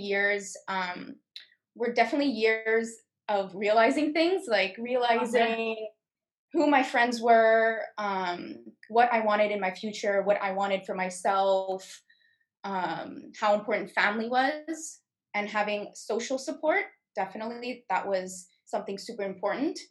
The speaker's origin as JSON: {"language": "English", "town": "Montreal", "region": "Quebec", "country": "Canada", "tie": "born or raised there", "said": "I'm 21 years old, born and raised in Montreal"}